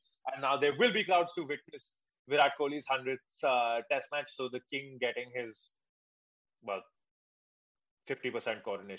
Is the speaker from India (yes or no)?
yes; India; since we are Indian